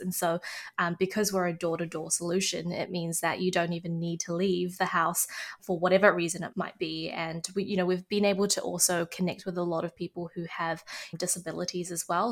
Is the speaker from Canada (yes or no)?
no; New Zealand; growing up in New Zealand and, you know, being a Kiwi